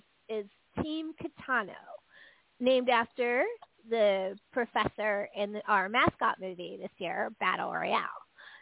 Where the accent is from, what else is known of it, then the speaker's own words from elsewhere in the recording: San Francisco, California, United States; I'm from San Francisco.